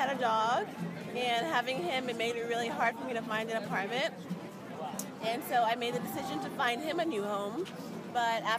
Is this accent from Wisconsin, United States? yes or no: no; New York, United States; I've been in New York my whole life, never lived anywhere else